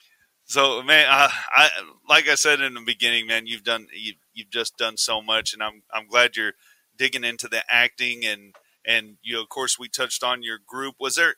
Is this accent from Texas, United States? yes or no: yes; Del Rio, Texas, United States; But I grew up, my hometown is Del Rio, Texas. I was born there. Okay. I grew up there. And I'm a border town kid.